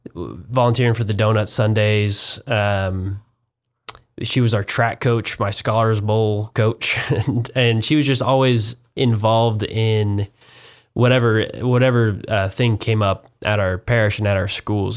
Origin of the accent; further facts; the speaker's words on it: Wichita, Kansas, United States; moved away as an adult; now in Houston, United States; a proud Kansan